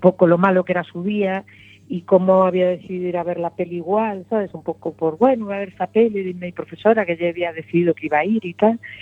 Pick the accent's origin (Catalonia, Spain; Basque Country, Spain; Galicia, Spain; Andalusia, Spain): Galicia, Spain; Lugo; moved away as an adult; now in A Coruña, Spain; soy de Lugo y me crié allí